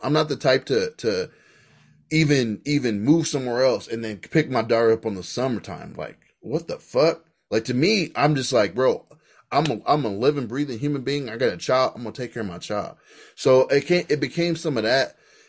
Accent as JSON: {"language": "English", "town": "Queens", "region": "New York", "country": "United States", "said": "I'm from New York, I'm Queens"}